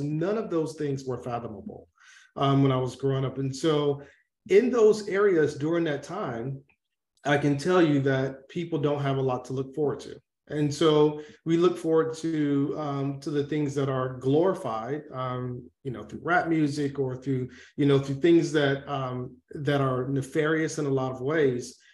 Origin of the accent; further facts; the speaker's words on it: Atlanta, Georgia, United States; I grew up in Atlanta, Georgia